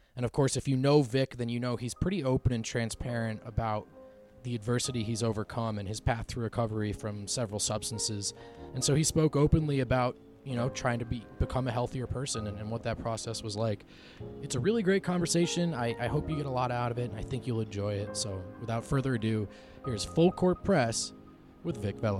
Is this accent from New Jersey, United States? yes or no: yes; New Jersey, United States; moved away; also born or lived in Los Angeles; I grew up in New Jersey, so the New York market, and I spent two years in L